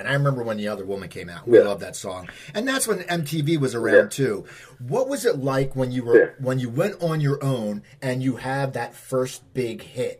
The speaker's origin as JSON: {"language": "English", "area": "outside Philadelphia", "region": "Pennsylvania", "country": "United States", "tie": "born or raised there", "said": "I grew up outside Philadelphia"}